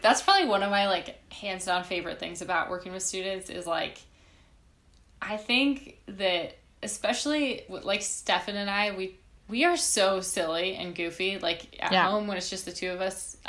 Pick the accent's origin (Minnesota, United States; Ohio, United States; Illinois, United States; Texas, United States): Minnesota, United States; moved away as an adult; also born or lived in Chicago; So I grew up in Minnesota.